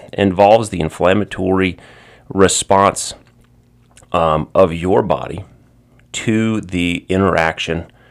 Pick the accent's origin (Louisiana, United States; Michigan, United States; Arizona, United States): Louisiana, United States; Baton Rouge; also born or lived in New Orleans; I am from Baton Rouge, originally born and raised here